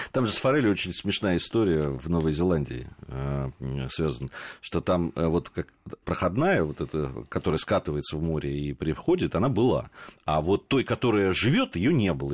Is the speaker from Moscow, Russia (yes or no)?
yes; Moscow, Russia; Такие москвичи, как я и ты